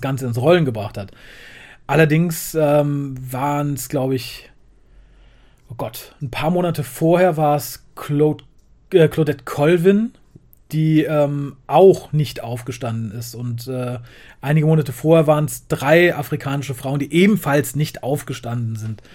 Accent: Germany; als, als Deutscher

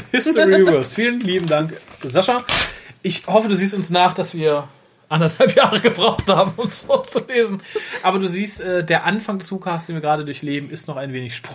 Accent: Düsseldorf, North Rhine-Westphalia, Germany; Ich bin gebürtiger Düsseldorfer. Aber in die Welt gepoppt wurde ich in Wuppertal.

